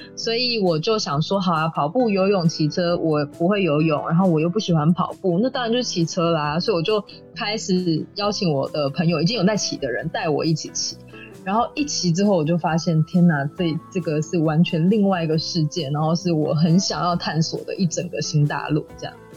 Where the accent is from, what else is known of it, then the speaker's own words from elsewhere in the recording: Taiwan; 这是我们生长，这是我们的家，这是我们的故乡。长这个样子，你永远都不会忘记的。